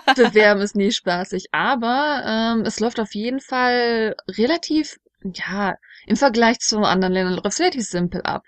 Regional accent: Germany; bei uns in Deutschland

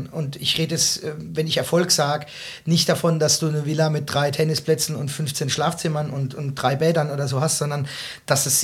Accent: Rhineland-Palatinate, Germany; mich beispielsweise als zugezogener, ich bin ja eigentlich Pfälzer ne

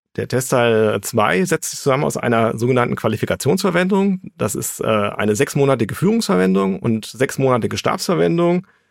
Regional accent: Frankfurt, Hesse, Germany; Ich bin gebürtiger Hesse, geboren in Frankfurt, also ein Hesse aus ganzem Herzen.

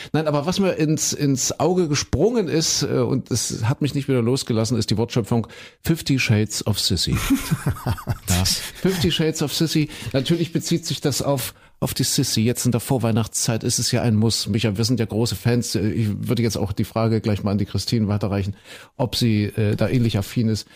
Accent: Saxony-Anhalt, Germany; ich bin ja in Kuhköden in Sachsen-Anhalt groß geworden

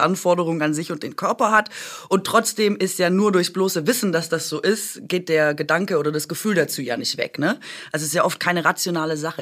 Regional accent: Swabia, Germany; ich bin doch Schwäbin

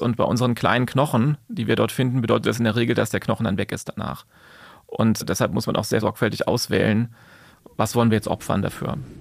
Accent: Taunus, Hesse, Germany; im Taunus, da komme ich auch her aus der Ecke

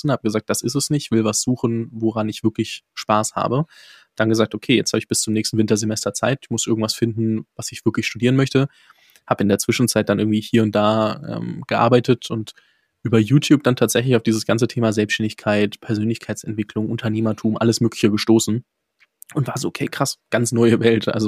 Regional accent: Fürth, Bavaria, Germany; dementsprechend komme aus der Ecke ähm, in Nürnberg dort. Ich komme genauer gesagt aus Fürth

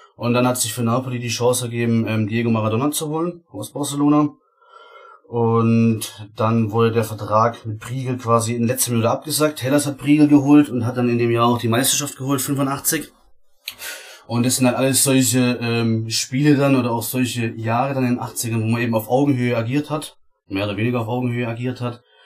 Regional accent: Baden-Württemberg, Germany; Ich komme äh, aus Baden-Württemberg, ist nicht allzu weit

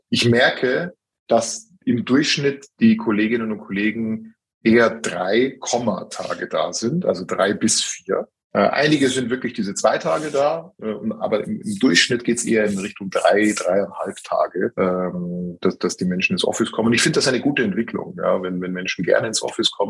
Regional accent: Germany; now in Austria; Ich wünschte mir, das gäbe es in meiner Heimat Deutschland

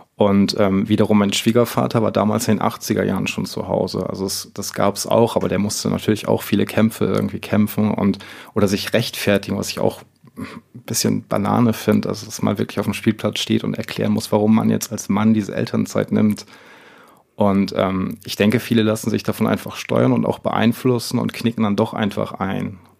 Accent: Northern Germany, Germany; moved away; ich komme gebürtig aus Norddeutschland

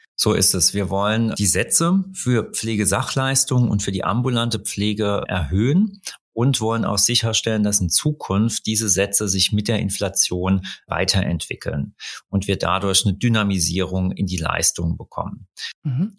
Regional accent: Rhineland-Palatinate, Germany; ich komme aus Rheinland-Pfalz

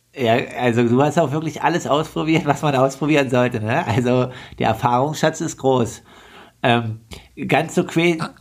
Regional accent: Leipzig, Saxony, Germany; als Leipziger fährt man ja nicht so oft ins Skilager

